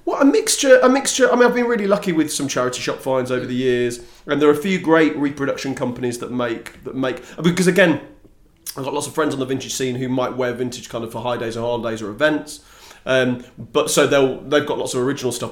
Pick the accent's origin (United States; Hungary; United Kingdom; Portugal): United Kingdom; Coventry, West Midlands; moved away as an adult; now in London, United Kingdom; I was born and raised in Coventry. I don't have a Cockney bone in my body